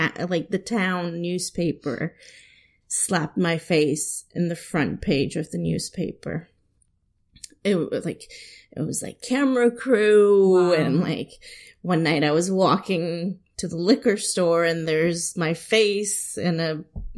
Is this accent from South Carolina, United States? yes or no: no; San Diego, California, United States; now in Washington, D.C., United States; And I say, California. And they say, oh, where are you specifically from? And I say, oh, San Diego.